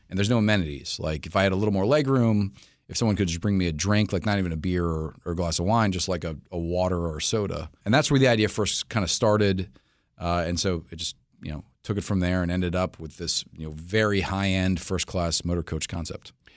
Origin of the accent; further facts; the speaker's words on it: New York City, New York, United States; moved away as an adult; now in Washington, D.C., United States; I'm from New York City originally